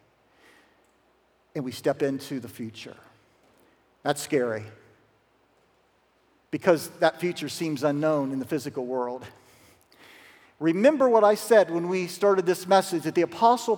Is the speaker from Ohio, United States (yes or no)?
yes; Zanesville, Ohio, United States; A little lady from Zanesville, Ohio. That's my hometown